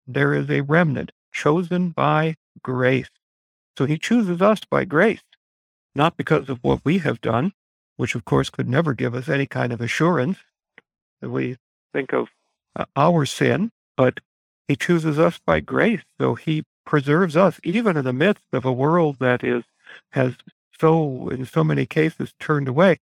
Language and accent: English; United States; us as American Christians